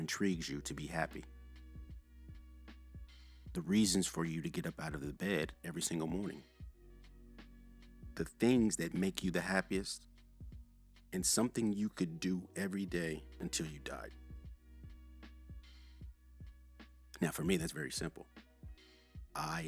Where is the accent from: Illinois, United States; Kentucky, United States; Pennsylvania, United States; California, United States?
Kentucky, United States; Louisville; moved away as an adult; I'm originally from Louisville, Kentucky. I grew up in a middle-class household